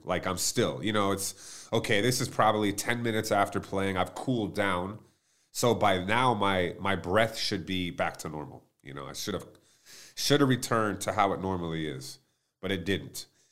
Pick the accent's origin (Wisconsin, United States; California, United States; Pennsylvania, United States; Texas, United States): Texas, United States; Plano; growing up, I mean, I'm from Plano, Texas